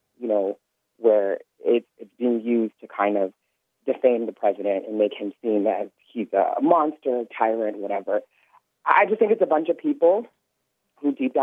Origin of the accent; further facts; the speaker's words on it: California, United States; I'm from California